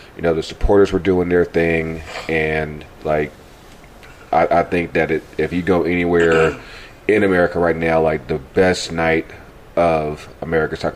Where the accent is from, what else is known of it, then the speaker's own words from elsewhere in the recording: Richmond, Virginia, United States; moved away as an adult; I I grew up here in Richmond